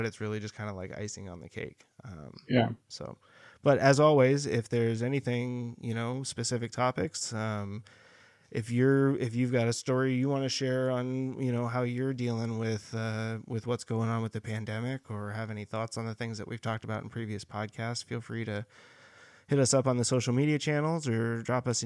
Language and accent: English; El Dorado Hills, California, United States; moved away; Folsom, which is right outside my hometown of El Dorado Hills.